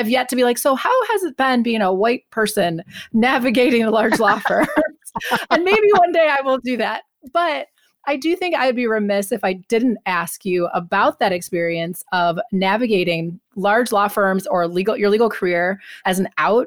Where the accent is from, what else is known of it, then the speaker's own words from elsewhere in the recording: Milwaukee, Wisconsin, United States; I grew up in the Milwaukee area.